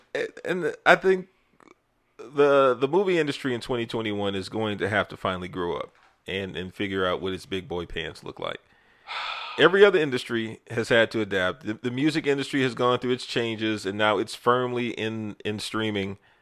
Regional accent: United States

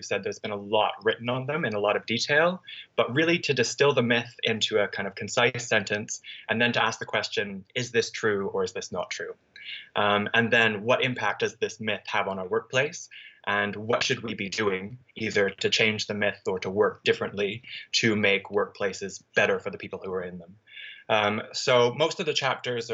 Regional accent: Canada; moved away as an adult; also born or lived in British Columbia, Canada; now in London, United Kingdom; I'm Canadian, so I studied in Canada for my undergraduate degree at the University of British Columbia.

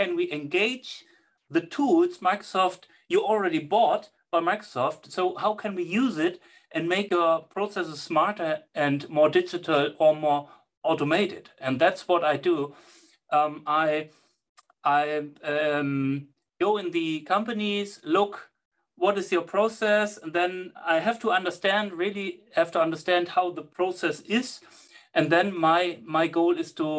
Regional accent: Germany; English is a second language; I'm from Germany, my English is not the best

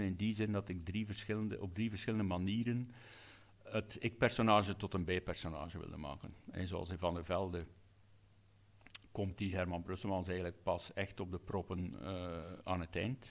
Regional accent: Hamme, Flanders, Belgium; een zaalvoetbalclub in, in Hammen, mijn geboortedorp

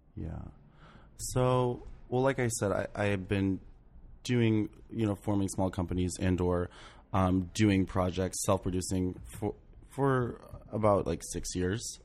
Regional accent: St. Mary's County, Maryland, United States; now in New York, United States; I grew up in Saint Mary's County, Maryland.

